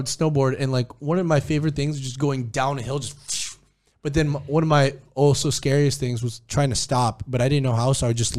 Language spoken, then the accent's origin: English; Cebu, Central Visayas, Philippines; Oh, dude, that's my home country, bro. My home place.